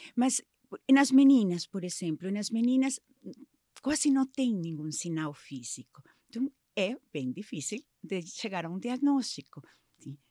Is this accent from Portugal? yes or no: no; Mexico; Portuguese is a second language; moved away as an adult; now in Brazil; Sou mexicana, sou, sou mãe da Anaí do Rafael já faz 20, quase 25 anos que moro aqui no Brasil